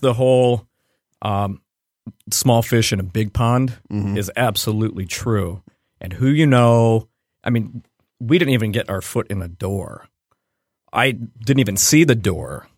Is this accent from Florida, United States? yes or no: no; Cleveland, Ohio, United States; I grew up in Cleveland where we're all from Cleveland.